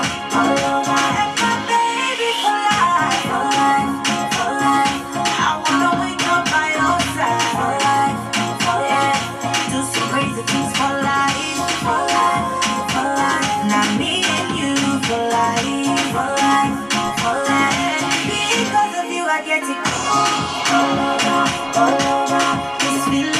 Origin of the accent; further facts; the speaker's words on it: United States; us being American